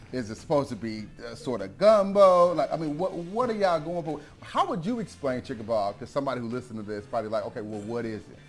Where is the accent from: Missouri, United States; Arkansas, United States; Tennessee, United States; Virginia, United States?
Missouri, United States; moved away; I'm from Missouri